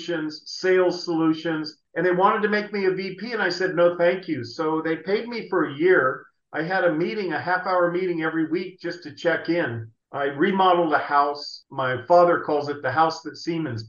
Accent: San Jose, California, United States; I was born and raised in San Jose

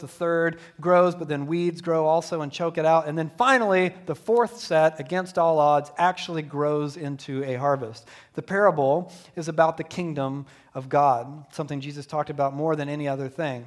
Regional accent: Deep South, United States; growing up in the Deep South, in a Southern Baptist church

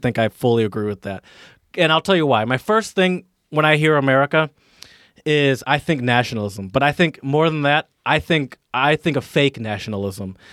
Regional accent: Detroit, Michigan, United States; moved away; also born or lived in Philadelphia; I grew up in kind of in, in the, in the suburbs of, of the, of Michigan, uh, excuse me, in the suburbs of Detroit.

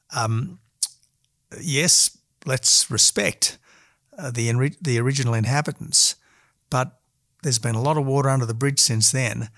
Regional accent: Australia; decent Australians

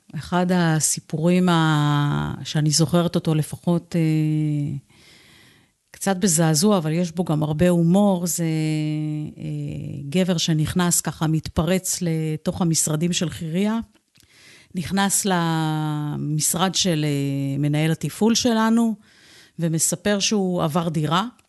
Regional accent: Holon, Tel Aviv District, Israel; כילדה גדלתי בעיר חולון

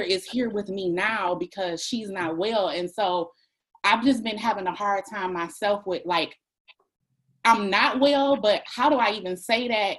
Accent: Detroit, Michigan, United States; moved away as an adult; now in Maryland, United States; we're from Detroit.

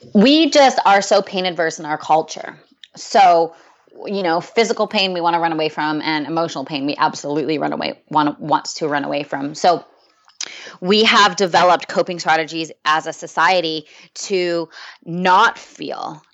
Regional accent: Canada; now in San Diego, United States; I'm originally from Canada

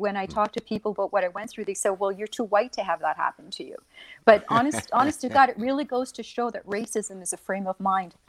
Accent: Rexton, New Brunswick, Canada; I was born in Rexton, New Brunswick, in Canada. And I was born to a Native woman and an unknown father.

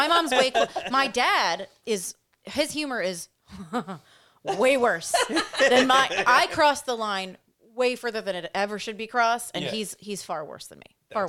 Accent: Philadelphia, Pennsylvania, United States; I'm from Philadelphia.

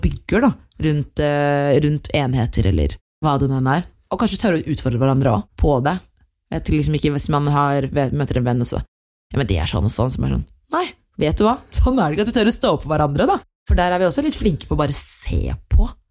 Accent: Norway; Jeg har eritreisk opphav, men født og oppvokst her i Norge

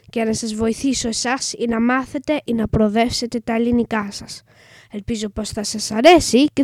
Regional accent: England, United Kingdom; Greek is a second language; είμαι έντεκα και είμαι Άγγλος. Η μαμά μου όμως είναι Ελληνίδα

